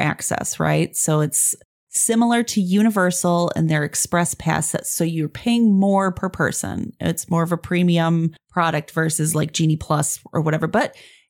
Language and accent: English; United States; as an American